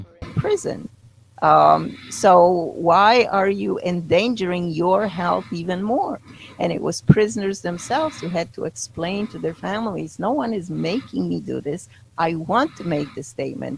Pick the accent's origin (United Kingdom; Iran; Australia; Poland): Poland; moved away; I grew up in Poland, but was socialist Poland at the time